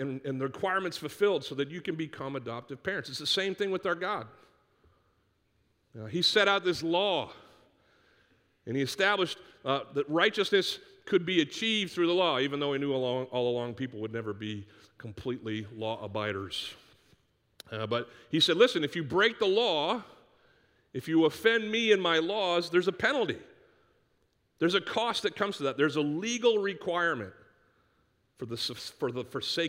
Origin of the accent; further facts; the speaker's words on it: Northeast, United States; growing up in the Northeast where you could take cans to this place called the Redemption Center in the middle of our town